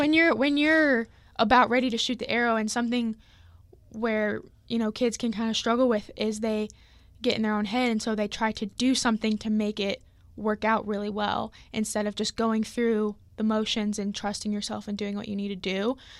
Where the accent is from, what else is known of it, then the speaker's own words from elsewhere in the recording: Lee's Summit, Missouri, United States; I'm from Lee Summit, Missouri